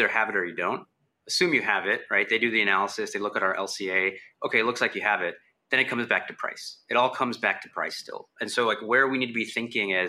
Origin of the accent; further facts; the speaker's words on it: Houston, Texas, United States; I'm from Houston